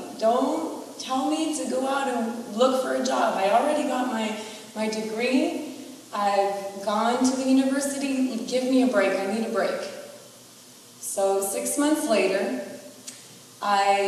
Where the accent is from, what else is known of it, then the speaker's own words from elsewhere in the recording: United States; I have an older brother and a younger sister, and we were all born here